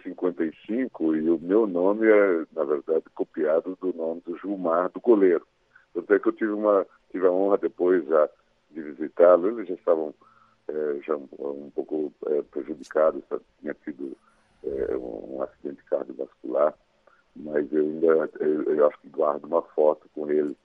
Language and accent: Portuguese; Mato Grosso, Brazil; now in Brasília, Brazil; minha infância e adolescência é, em Mato Grosso